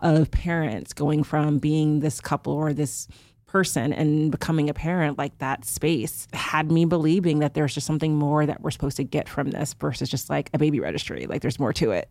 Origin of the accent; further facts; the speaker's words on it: Houston, Texas, United States; moved away; I'm from Houston, so I did this in Houston, was home for the summer